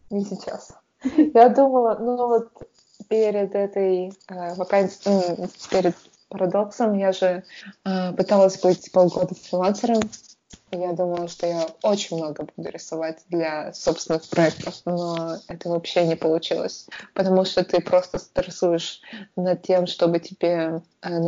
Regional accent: Russia; moved away as an adult; also born or lived in Tatarstan / Perm / Saint Petersburg; что я I'm from Russia

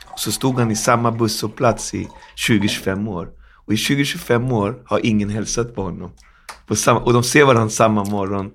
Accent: Sweden; Jag är ändå född i Sverige, min mamma är svenska och jag växte upp på 80-talet

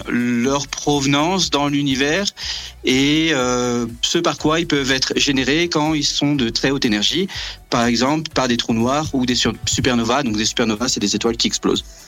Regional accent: Brittany, France; moved away as an adult; now in South Pole Station, Antarctica; je viens de Bretagne

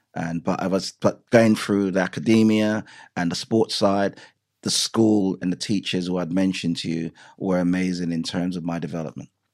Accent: Clarendon Parish, Jamaica; moved away; also born or lived in England; Growing up in Jamaica

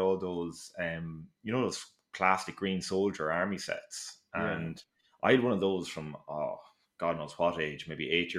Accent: Mullingar, Leinster, Ireland; Mullingar, my hometown

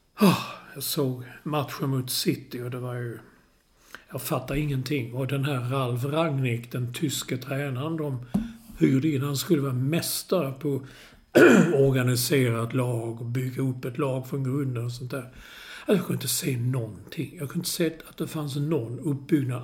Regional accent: Malmö, Skåne, Sweden; när jag var liten i Malmö

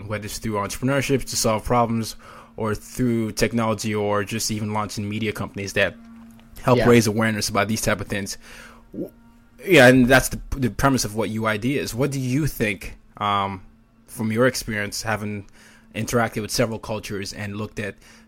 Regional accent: Nigeria; I'm from Nigeria

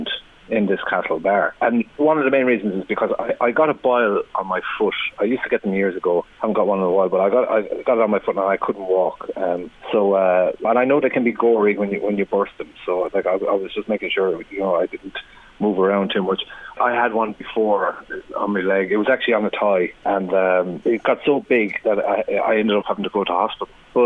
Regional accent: Tipperary, Munster, Ireland; I'm from Tipperary

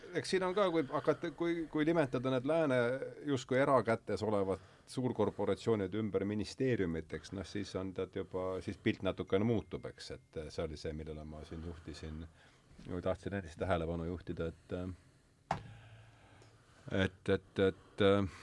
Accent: Estonia; meie sündisime ikkagi Nõukogude Liidus ja nüüd on see riik, elame me Eesti Vabariigis

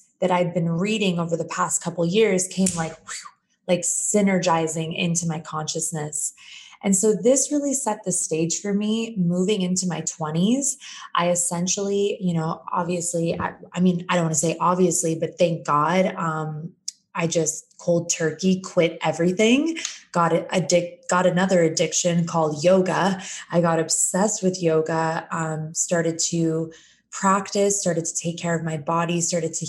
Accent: Phoenix, Arizona, United States; moved away as an adult; also born or lived in San Diego; I'm born and raised in Phoenix, Arizona

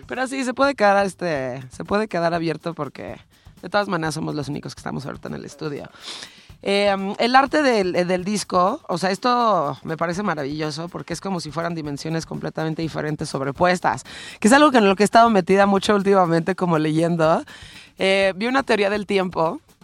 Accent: Mexico; yo nací en México

